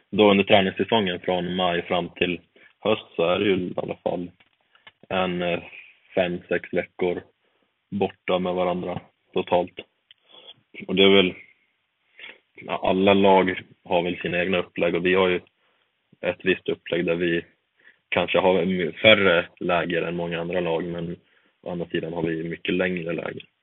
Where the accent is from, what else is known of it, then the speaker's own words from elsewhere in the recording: Eksjö, Jönköping County, Sweden; now in Östersund, Sweden; vi har haft läger nere hemma i Eksjö får jag väl lov att säga